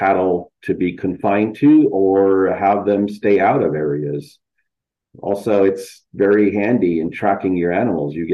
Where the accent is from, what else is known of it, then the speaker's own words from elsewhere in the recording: Isleta Pueblo, New Mexico, United States; am from the Pueblo of Isleta, which is a tribal community south of Albuquerque, New Mexico, right within the Rio Grande Valley